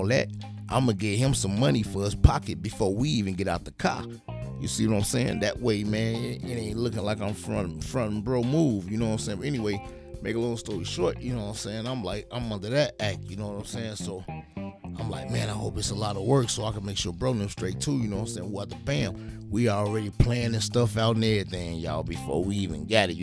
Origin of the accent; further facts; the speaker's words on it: Chicago, Illinois, United States; I am from Chicago, Illinois.